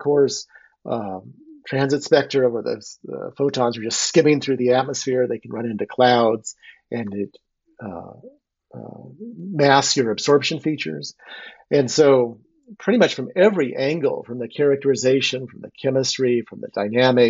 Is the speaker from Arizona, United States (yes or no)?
yes; Phoenix, Arizona, United States; moved away; I was originally from Arizona, and I grew up in Phoenix.